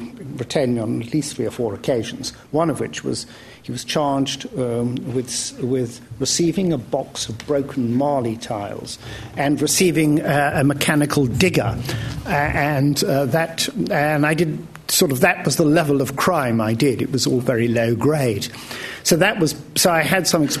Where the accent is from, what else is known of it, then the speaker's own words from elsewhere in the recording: Wales, United Kingdom; now in London, United Kingdom; I might have gone back to Wales.